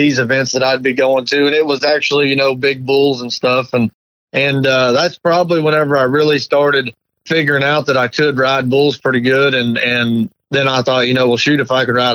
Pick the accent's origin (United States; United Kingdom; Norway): United States; about 20 miles north of Kansas City, Missouri; about 20 miles north of Kansas City there